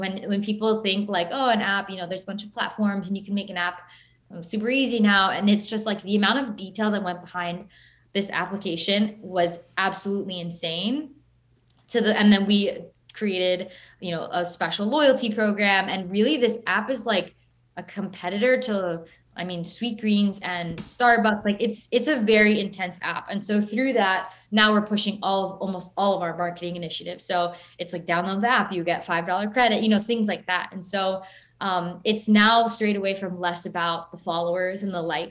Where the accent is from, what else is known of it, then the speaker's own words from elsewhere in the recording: Broward County, Florida, United States; now in Miami, United States; So I actually grew up in Broward